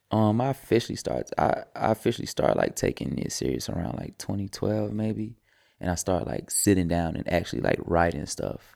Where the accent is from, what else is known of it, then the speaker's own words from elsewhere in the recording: the South, United States; I'm from the South too